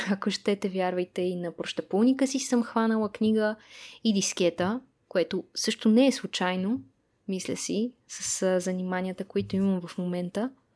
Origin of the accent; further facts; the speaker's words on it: Sofia, Sofia City, Bulgaria; родена и израснала в София